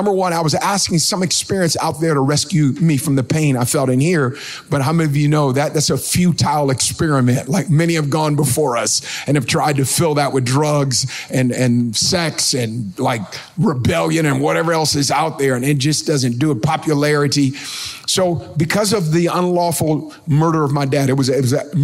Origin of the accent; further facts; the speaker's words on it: Oakland, California, United States; I was born and raised in Oakland, California. I grew up in the hood.